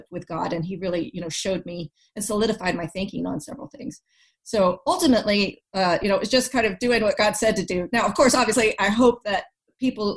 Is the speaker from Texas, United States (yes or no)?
yes; Texas, United States; moved away as an adult; now in North Carolina, United States; we're moving back to my home state of Texas